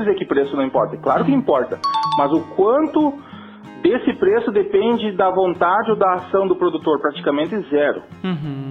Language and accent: Portuguese; Rio Grande do Sul, Brazil; accent: gaúcho; Um sotaque gaúcho